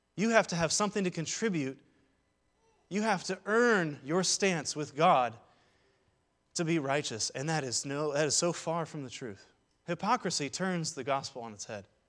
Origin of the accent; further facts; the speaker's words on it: Seattle, Washington, United States; now in Saint Louis, United States; I'm originally from Ballard, uh, home of the Ballard Locks and all sorts of Norwegian jokes